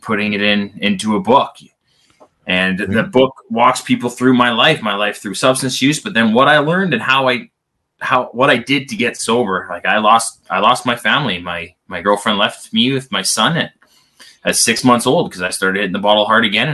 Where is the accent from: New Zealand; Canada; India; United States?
Canada; I am Canadian, as you can probably tell when it says I play hockey